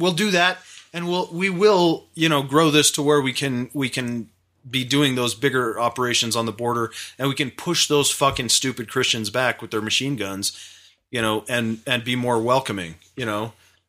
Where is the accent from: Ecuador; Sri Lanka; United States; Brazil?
United States; Massachusetts; Well, I'm stupid from Massachusetts.